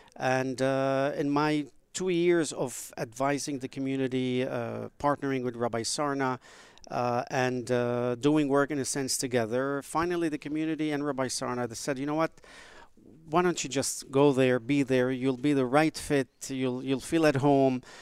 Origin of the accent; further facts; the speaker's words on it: Beirut, Beirut Governorate, Lebanon; now in United States; I was born in Beirut, Lebanon